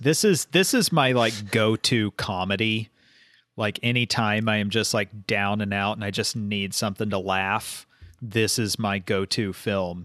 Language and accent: English; Oklahoma, United States; I'm from Oklahoma